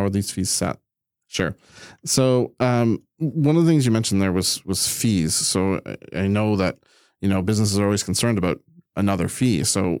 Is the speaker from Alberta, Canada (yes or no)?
no; Prince Edward Island, Canada; I grew up on Prince Edward Island.